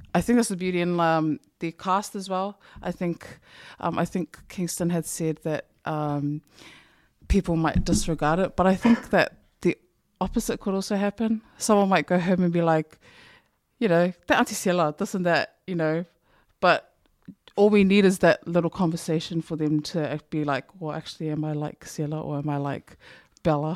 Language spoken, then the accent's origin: English; New Zealand; I, as a New Zealand who went to Samoa, they seemed to know that I was from New Zealand